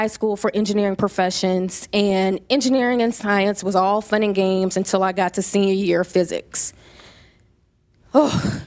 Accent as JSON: {"language": "English", "region": "Louisiana", "country": "United States", "also_born_or_lived": "Atlanta", "moved": "as an adult", "said": "But I am from Louisiana. I am a Southern debutante"}